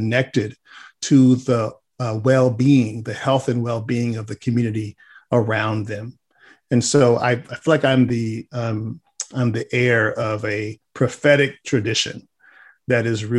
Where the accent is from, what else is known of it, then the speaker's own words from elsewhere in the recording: Los Angeles, California, United States; I was born in Hollywood, California